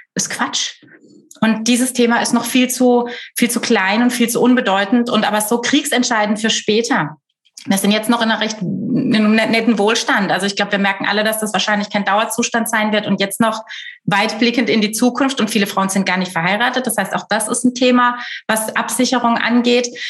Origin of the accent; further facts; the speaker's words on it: Black Forest, Baden-Württemberg, Germany; also born or lived in Düsseldorf; komme aus dem Schwarzwald, lebe nach einigen städtischen Stationen auch wieder hier